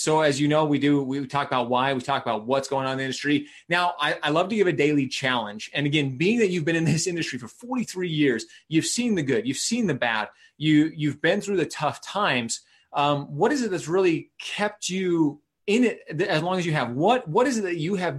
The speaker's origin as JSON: {"language": "English", "region": "Utah", "country": "United States", "said": "my home state, my backyard"}